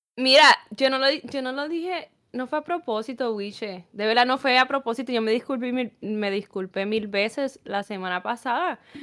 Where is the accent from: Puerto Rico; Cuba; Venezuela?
Puerto Rico; moved away; yo soy puertorriqueña